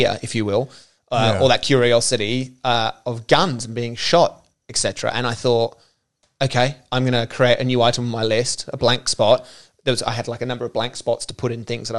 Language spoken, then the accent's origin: English; Australia; I'm Australian.